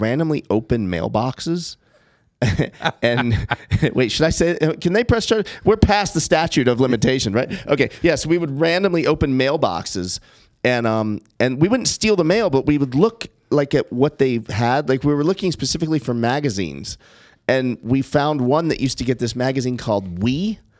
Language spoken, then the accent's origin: English; Los Angeles, California, United States; I grew up in Brentwood